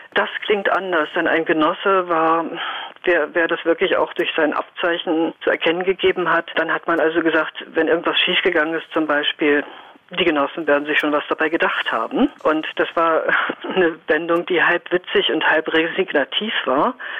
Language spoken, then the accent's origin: German; Northern Germany, Germany; Ich komme aus dem Norden